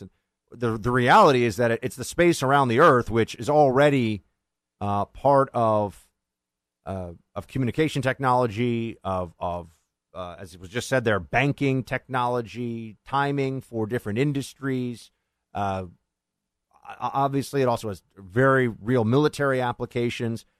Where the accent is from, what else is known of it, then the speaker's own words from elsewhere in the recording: New York City, New York, United States; moved away; my hometown, by the way, which I remember very fondly